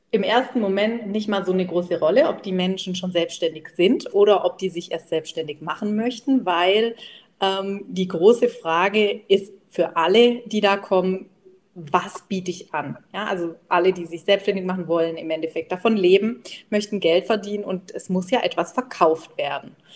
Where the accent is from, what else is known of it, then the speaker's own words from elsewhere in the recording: Baden-Württemberg, Germany; ich komme ja aus dem Schwab, Schwäbisch-Badischen, also alle Bächle heißt es bei uns